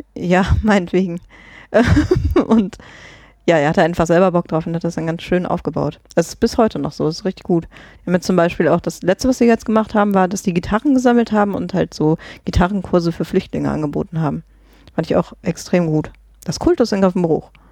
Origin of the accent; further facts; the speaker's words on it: Germany; moved away; ich komme ja ursprünglich aus Grevenbruch